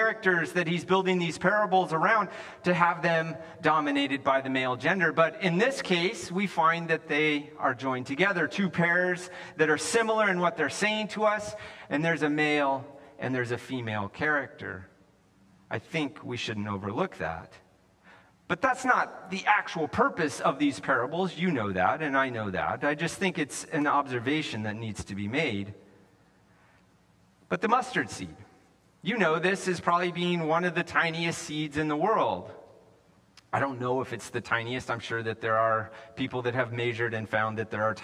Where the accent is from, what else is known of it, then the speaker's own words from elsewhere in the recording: the West, United States; moved away as an adult; also born or lived in California; I grew up in the West